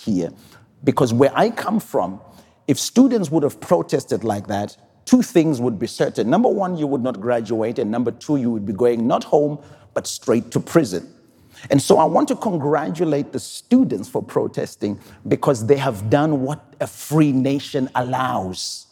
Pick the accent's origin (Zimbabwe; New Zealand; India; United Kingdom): Zimbabwe; I'm from Zimbabwe